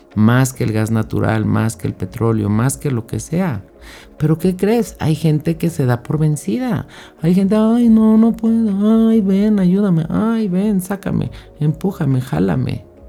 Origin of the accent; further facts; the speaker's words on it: Mexico; yo soy de México